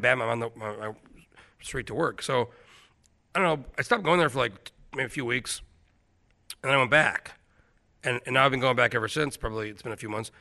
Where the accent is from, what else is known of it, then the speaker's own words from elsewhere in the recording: New Mexico, United States; moved away as an adult; also born or lived in Alaska; now in Anchorage, United States; I grew up in New Mexico.